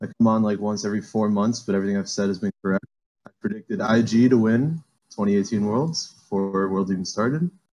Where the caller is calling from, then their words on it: Miami, Florida, United States; Hello. I'm calling from Miami, Florida.